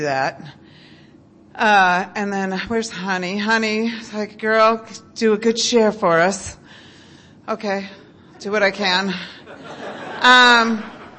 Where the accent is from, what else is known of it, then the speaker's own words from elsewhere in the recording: Midwest, United States; I was raised in the Midwest